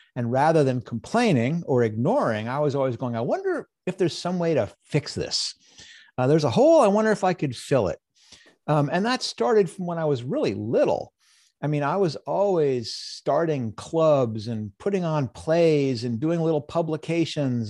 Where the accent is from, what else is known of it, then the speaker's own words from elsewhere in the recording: United States; I was born in the United States during a time of peace